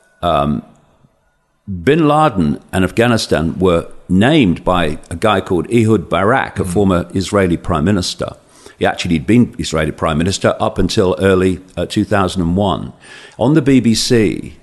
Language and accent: English; Leicester, East Midlands, United Kingdom; I'm a bloke from Leicester